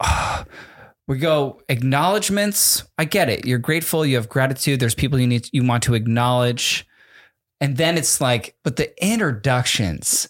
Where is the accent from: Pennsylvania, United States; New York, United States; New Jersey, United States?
New Jersey, United States; in New Jersey, when I was a little kid